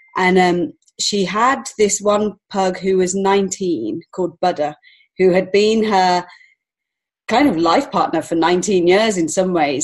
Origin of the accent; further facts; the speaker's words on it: England, United Kingdom; moved away as an adult; now in Montreal, Canada; I'm actually from England originally, so I've only been here five years